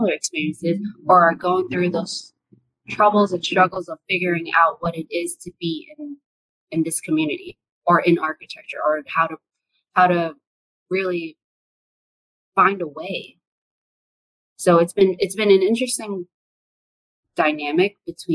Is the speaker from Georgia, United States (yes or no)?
no; New York City, New York, United States; English is a second language; now in Washington, D.C., United States; I grew up in Brooklyn. I didn't speak English when I went to school. a lot of people don't expect me to have English as my second language